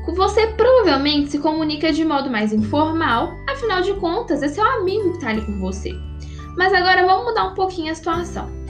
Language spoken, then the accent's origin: Portuguese; Minas Gerais, Brazil; Aqui em Minas Gerais, de onde eu sou, eu falo mandioca para significar um alimento